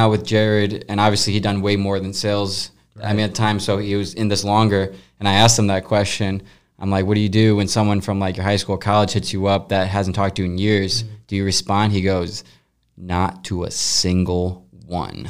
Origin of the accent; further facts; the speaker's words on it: Colorado, United States; now in St. Louis, United States; She was grew up 10 minutes away from me, random place in Colorado